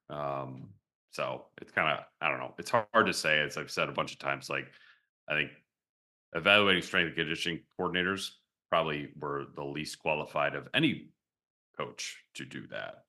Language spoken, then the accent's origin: English; Michigan, United States; my childhood growing up in Michigan